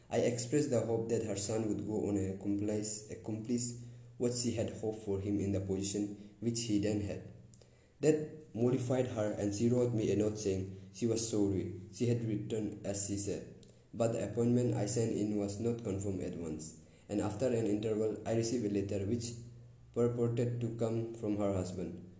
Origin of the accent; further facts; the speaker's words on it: Concord, Massachusetts, United States; born there; See, I was born in Concord, Massachusetts.